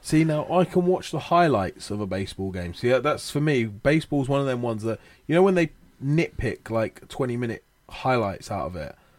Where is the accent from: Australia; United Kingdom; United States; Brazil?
United Kingdom; Watford, East of England; Growing up in Watford, uh, I used to go to all the Watford games